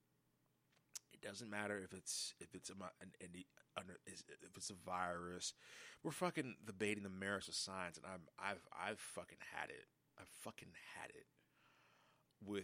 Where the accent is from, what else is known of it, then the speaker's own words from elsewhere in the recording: United States; I'm as fucking American as they come